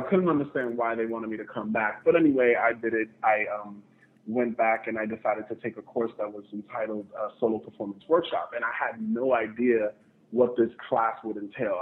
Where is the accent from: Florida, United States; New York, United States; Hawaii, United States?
New York, United States; New York City; I'm originally from New York City, the South Bronx